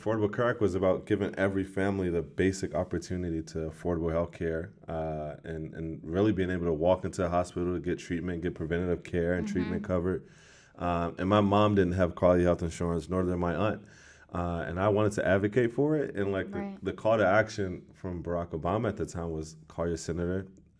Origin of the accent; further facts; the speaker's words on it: Washington, District of Columbia, United States; I was born and raised in Ward 8 of Washington, D.C.